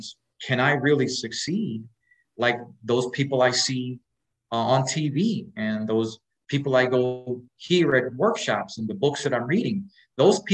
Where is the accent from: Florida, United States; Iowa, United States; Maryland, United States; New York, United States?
New York, United States; New York City; We were raised in Spanish Harlem, a place called El Barrio in New York City